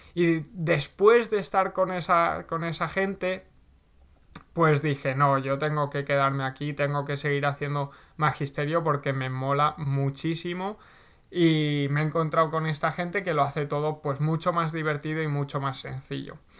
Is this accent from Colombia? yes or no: no; Segorbe, Valencian Community, Spain; vivía en, mi pueblo, vivía en Segorbe